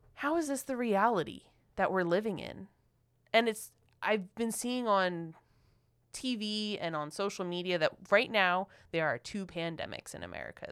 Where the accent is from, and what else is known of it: Philadelphia, Pennsylvania, United States